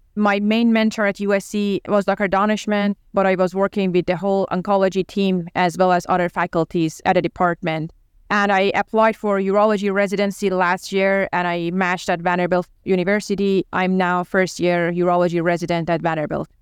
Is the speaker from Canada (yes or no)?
no; Tehran, Tehran Province, Iran; English is a second language; moved away as an adult; also born or lived in Los Angeles, United States; now in United States; I was born and raised in Tehran, and I went to medical school over there